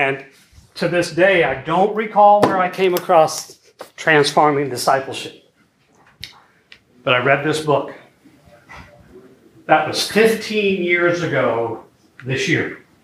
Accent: Belleville, Illinois, United States; I grew up in Belleville, Illinois.

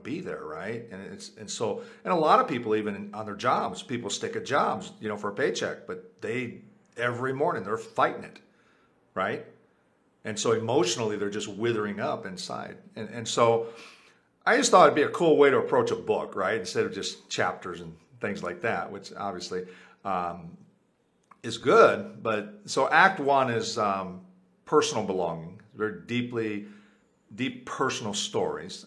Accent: United States; first language Spanish; English is a second language; my first language was Spanish. I was born in the U.S.

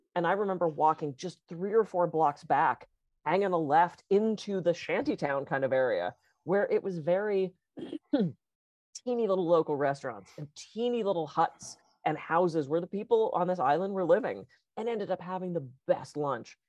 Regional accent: East Coast, United States; moved away; being that I grew up on the East Coast

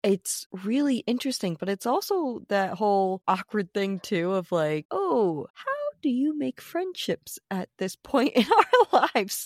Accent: Rhode Island, United States; my home state

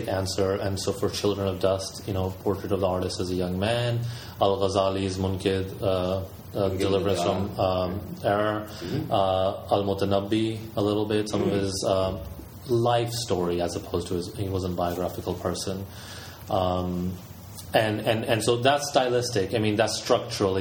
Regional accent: the American South, United States; moved away; some of my life I grew up in the American South

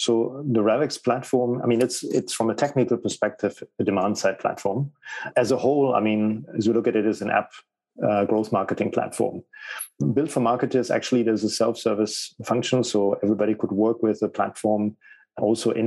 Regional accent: Germany; English is a second language; moved away as an adult; also born or lived in United Kingdom / Spain / Portugal / Italy; So I was born in Germany. I lived in Germany. I moved around and went to a lot of different cities, and then ultimately I went abroad to the UK, and my English was pretty bad at that time.

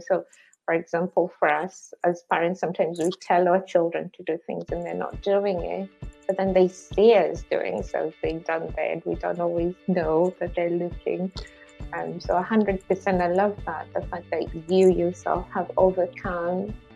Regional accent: Kenya; moved away; I grew up in Kenya, in Africa

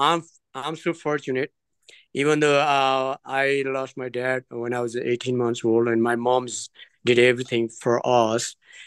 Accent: outside Kathmandu, Bagmati, Nepal; now in United States; I was born and raised in Nepal. It's outside of Kathmandu, which is a small village. And actually, believe it or not, it was a dirt floor.

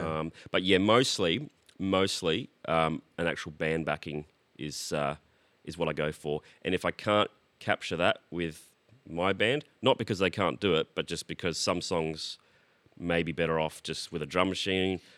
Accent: Brisbane, Queensland, Australia; moved away as an adult; also born or lived in Sydney; now in Melbourne, Australia; I was born in Sydney but grew up in Brisbane.

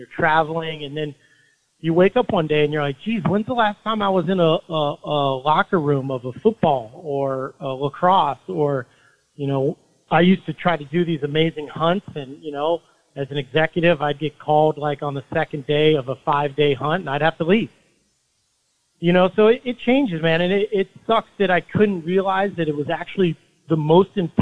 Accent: Logan, Utah, United States; moved away; also born or lived in Longmont, Colorado; I was born in Logan, Utah

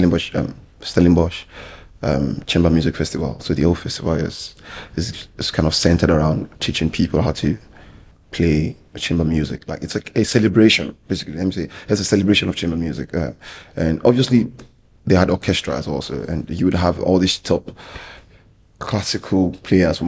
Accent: Lagos, Nigeria; I was born and raised in Lagos

